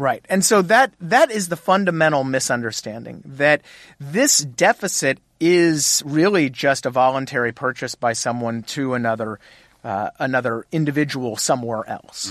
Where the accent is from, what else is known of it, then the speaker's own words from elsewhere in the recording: Texas, United States; I was born and raised in Texas